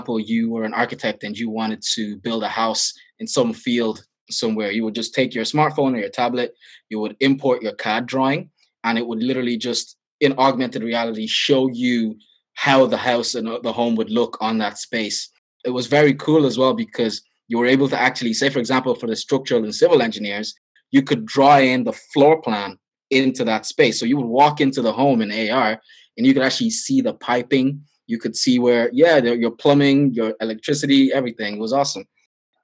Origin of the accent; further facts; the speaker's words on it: Dublin, Leinster, Ireland; also born or lived in Nigeria; I grew up in Dublin, Ireland. I was born originally in Nigeria. I moved. My parents emigrated over here when I was about 9, and I've been living here ever since.